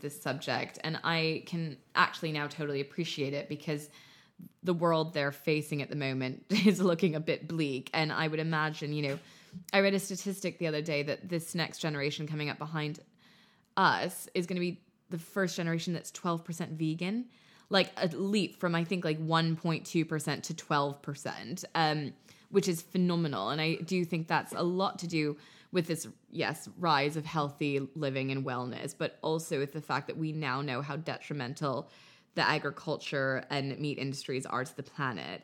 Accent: United States; moved away as an adult; also born or lived in Paris; now in London, United Kingdom; growing up in America

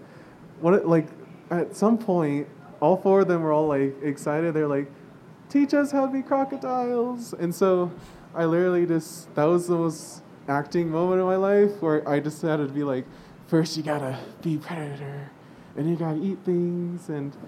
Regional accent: Southern California, United States; from FA. I'm from Southern California.

